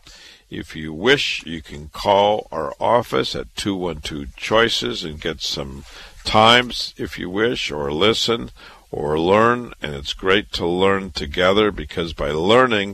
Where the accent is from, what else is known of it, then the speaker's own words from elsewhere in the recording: Iowa, United States; now in New York City, United States; I was born and raised in Iowa